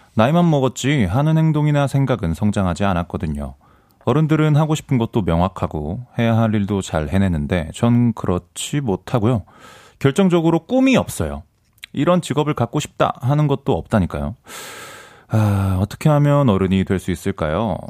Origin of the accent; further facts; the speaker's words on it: Ansan, Gyeonggi Province, South Korea; 사실 저는 안산 출신이거든요